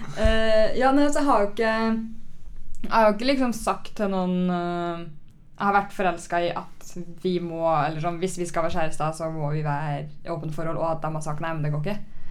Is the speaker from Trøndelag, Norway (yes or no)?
yes; Trondheim, Trøndelag, Norway; now in Oslo, Norway; jeg kommer fra Trondheim